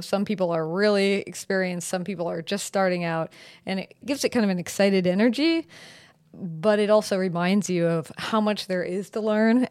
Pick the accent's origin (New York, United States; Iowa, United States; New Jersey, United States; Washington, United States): Washington, United States; Seattle; also born or lived in San Francisco / New Orleans / Rome, Italy; I am from Seattle. I, I'm currently in Seattle. I'm pretty much from here.